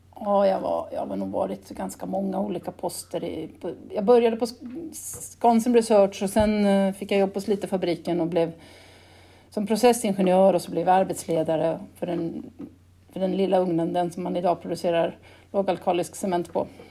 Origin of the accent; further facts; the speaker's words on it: Gotland, Sweden; accent: Gotlandic; also born or lived in Uppsala; jag har fastlandsföräldrar så jag är tvåspråkig